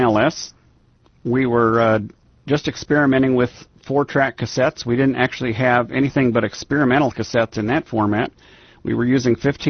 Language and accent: English; Iowa, United States; now in Washington, D.C. area, United States; I grew up in Iowa